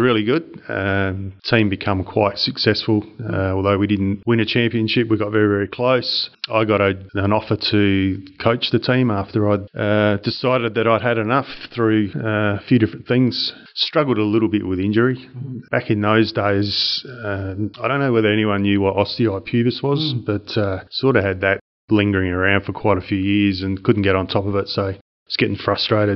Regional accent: Murray Bridge, South Australia, Australia; moved away as an adult; also born or lived in Sunshine Coast, Queensland / Kalgoorlie, Western Australia / Mandurah, Western Australia; from a sort of 12, 13-year-old growing up in Murray Bridge, which is, you know, about an hour out of Adelaide.

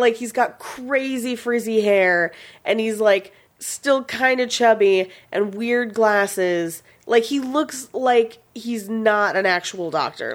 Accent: Bay Area, California, United States; I grew up in the Bay Area

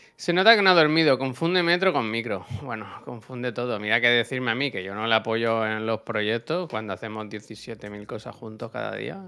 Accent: Spain; Si yo te escribo desde España

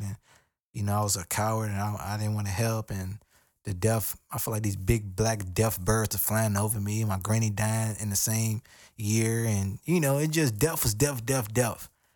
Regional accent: United States; I'm African American.

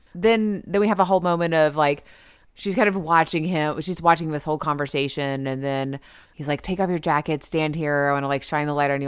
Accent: the South, United States; I'm from the South. We're in the South

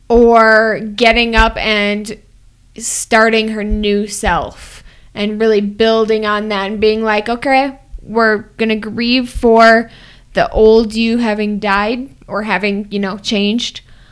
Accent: Wisconsin, United States; Oh, Wisconsin.

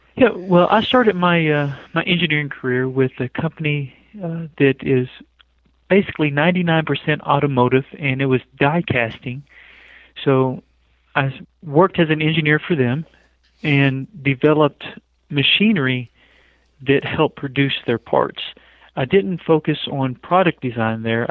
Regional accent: western Kentucky, United States; moved away as an adult; now in Salt Lake City, United States; I grew up in Kentucky, small town

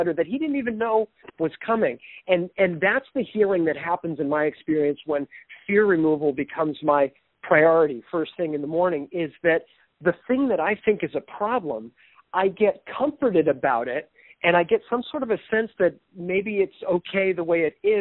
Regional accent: East Coast, United States; I'm from the East Coast

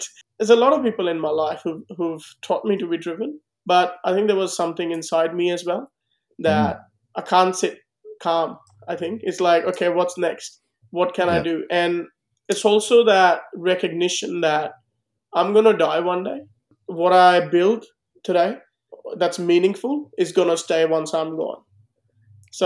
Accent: India; moved away as an adult; now in Australia; I'm an Indian guy who's chosen to be an Australian

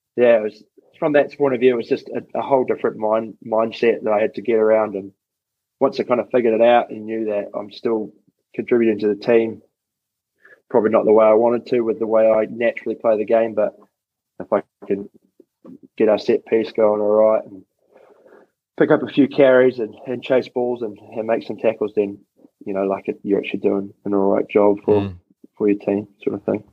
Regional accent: Wellington, New Zealand; moved away as an adult; I grew up in Wellington, so I was always there

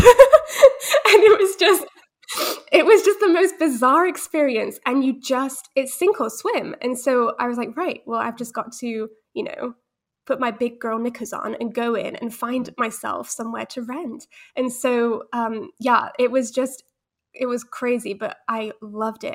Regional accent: England, United Kingdom; also born or lived in Netherlands / Spain; I was born in Holland, but I had British parents who were mostly monolingual

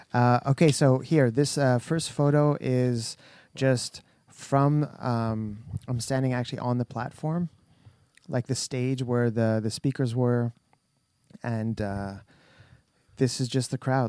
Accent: Canada; We're very Canadian

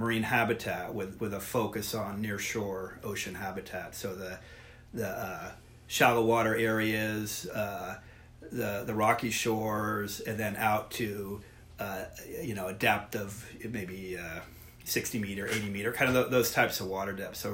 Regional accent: San Francisco, California, United States; moved away as an adult; now in Oregon, United States; I was born and raised in San Francisco, grew up there

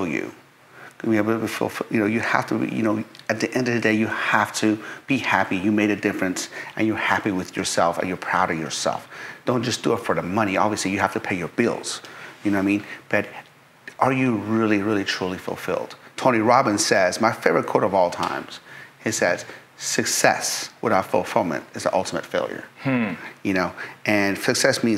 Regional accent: Tehran, Tehran Province, Iran; I was born in Tehran, Iran, capital city. And when I was three, we went to war with Iraq

